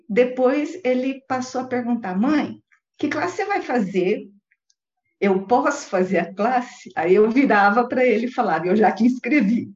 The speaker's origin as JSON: {"language": "Portuguese", "region": "interior of Paraná", "country": "Brazil", "tie": "born or raised there", "also_born_or_lived": "São Paulo, São Paulo, Brazil", "said": "Eu sou de São Paulo, capital, e vim para o interior do Paraná"}